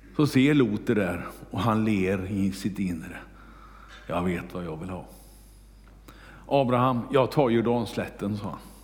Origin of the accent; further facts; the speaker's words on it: Kungälv, Västra Götaland, Sweden; hemma i Kungälv